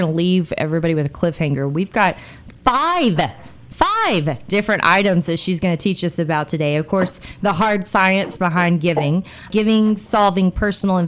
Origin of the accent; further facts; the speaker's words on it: United States; just being an American